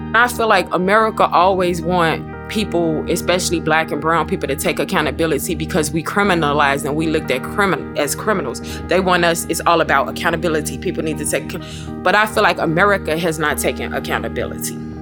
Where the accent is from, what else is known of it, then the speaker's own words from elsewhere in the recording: Chicago, Illinois, United States; I'm from the Hornets, from the projects West Side.